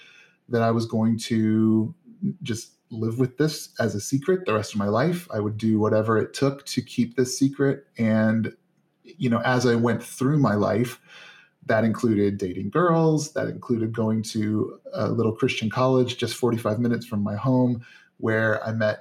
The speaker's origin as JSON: {"language": "English", "region": "Northern Indiana", "country": "United States", "tie": "born or raised there", "said": "I grew up in Northern Indiana"}